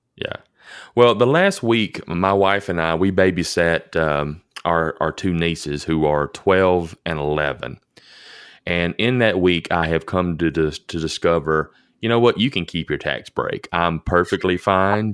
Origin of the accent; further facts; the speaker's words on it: Elkton, Tennessee, United States; I grew up in Elkton, I'm a child of the eighties